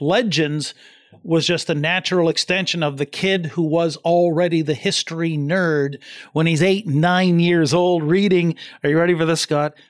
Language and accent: English; East Coast of New Brunswick, Canada; now in London, Canada; I come from the East Coast of New Brunswick in Canada, and I'm in London, Ontario now